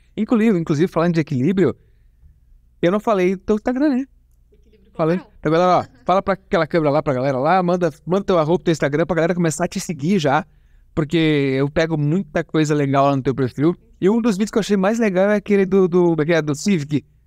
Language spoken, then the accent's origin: Portuguese; interior of Paraná, Brazil; eu sou do Paraná